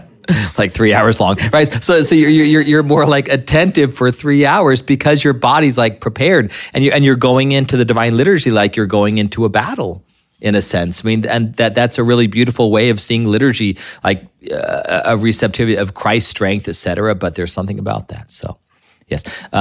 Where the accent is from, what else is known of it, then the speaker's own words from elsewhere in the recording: Ireland; drinking makes us fight. I'm Irish. I know that's how this works, right?